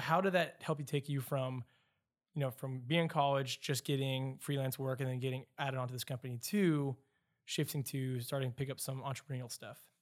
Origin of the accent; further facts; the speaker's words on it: Louisville, Kentucky, United States; Louisville, where I'm from